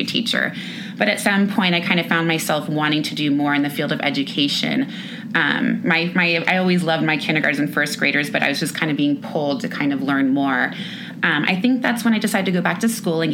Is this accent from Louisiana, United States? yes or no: no; Orange County, California, United States; moved away as an adult; now in Bend, United States; I was born and raised in Orange County, California